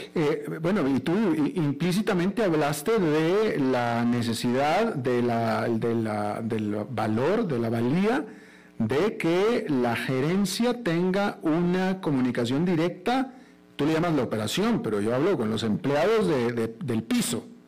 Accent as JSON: {"language": "Spanish", "country": "Mexico", "moved": "yes", "lives_now": "Costa Rica", "said": "yo soy mexicano"}